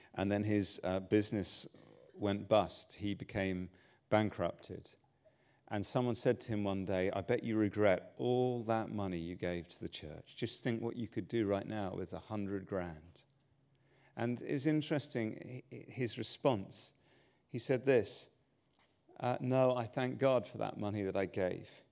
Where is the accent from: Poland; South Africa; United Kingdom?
United Kingdom; England; I'm English